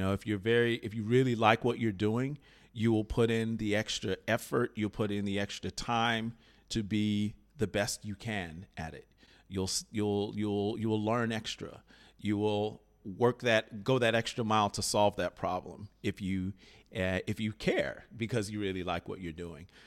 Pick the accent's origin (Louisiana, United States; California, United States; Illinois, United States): Illinois, United States; Chicago; I grew up in Chicago, Illinois